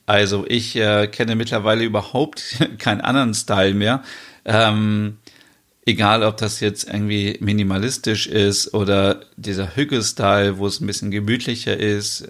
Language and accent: German; Germany; also born or lived in northern Germany; bei uns in Deutschland